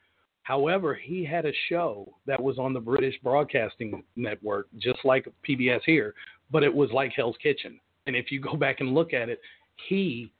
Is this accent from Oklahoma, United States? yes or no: yes; Tulsa, Oklahoma, United States; I grew up on Reservoir Hill.